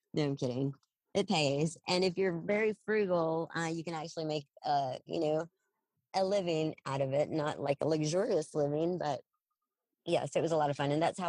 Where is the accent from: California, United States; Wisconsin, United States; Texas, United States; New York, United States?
Texas, United States; Odessa; now in Dallas, United States; I'm from West Texas. Yeah. I was born and raised in Odessa. Came up to Dallas over half my life ago.